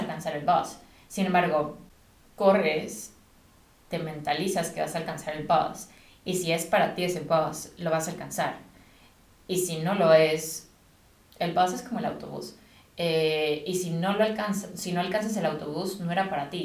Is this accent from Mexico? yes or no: yes; Mexico; also born or lived in United States; now in England, United Kingdom; yo soy de México